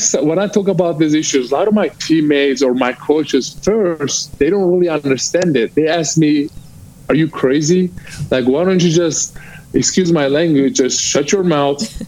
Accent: Turkey; now in United States; I'm from Turkey.

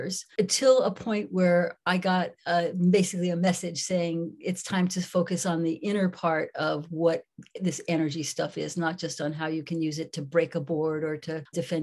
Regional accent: New York City, New York, United States; I grew up in New York City

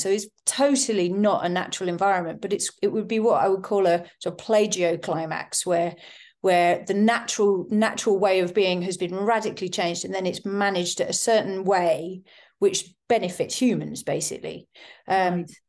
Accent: East Sussex, South East England, United Kingdom; I grew up in East Sussex, actually near in the Weald

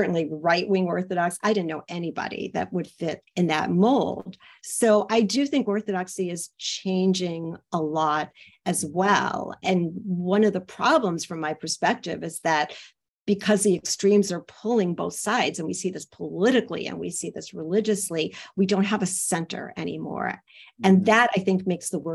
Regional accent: Elizabeth, New Jersey, United States; now in Chicago, United States; I grew up in Union and in Elizabeth, New Jersey.

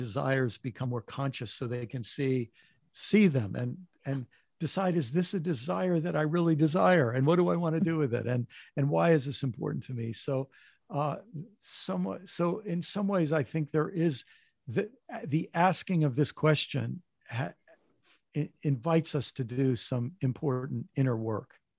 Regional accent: United States; being American

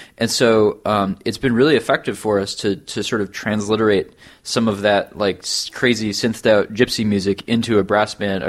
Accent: United States; as an American

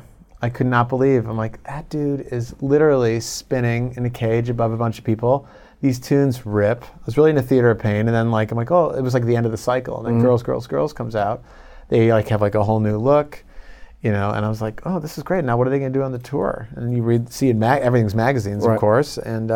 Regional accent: Chicago, Illinois, United States; moved away as an adult; also born or lived in Long Island / Iowa / New York / Los Angeles; So we moved to Chicago when I was like two. So I grew up my whole life and I went to school in Iowa. So I'm pretty much Midwest.

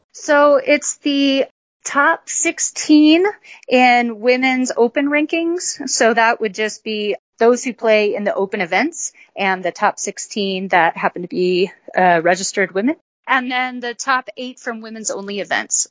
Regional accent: Colorado, United States; I grew up in Colorado

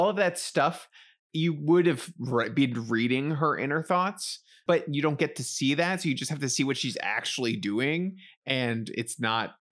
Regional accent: New York City, New York, United States; growing up in the Bronx and around a lot of Black families

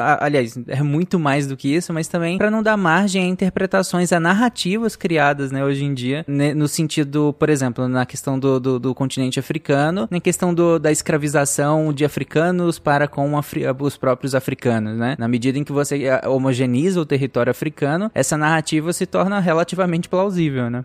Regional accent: Pará, Brazil; Eu cresci no Pará, então eu, eu entrei em contato com muita mitologia indígena

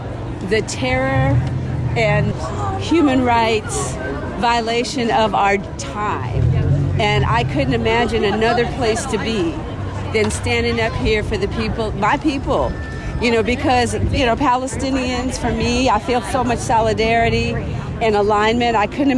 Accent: Jackson, Mississippi, United States; I'm from Jackson, Mississippi.

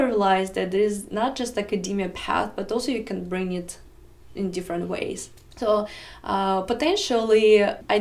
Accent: Russia; English is a second language; moved away as an adult; now in United States; It was my first major in Russia. So when I moved to America 9 years ago

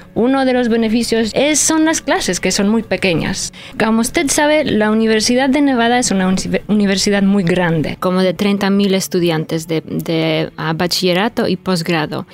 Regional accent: Poland; first language Polish; Spanish is a second language; moved away; polaco es mi idioma nativo, es mi idioma maternal y luego yo crecí, nací y crecí en Polonia

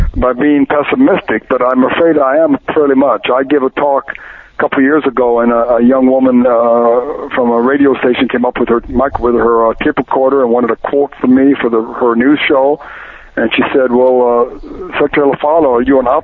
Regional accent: Wisconsin, United States; I'm from Wisconsin

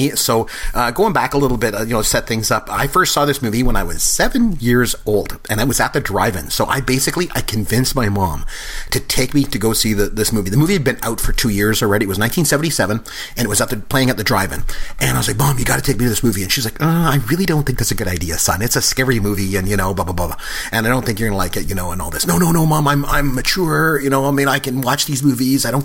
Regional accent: Canada; And I'm good Canadian. I don't either.

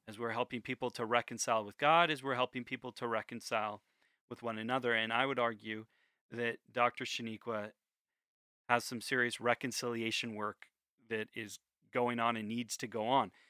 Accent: United States; I'm an American

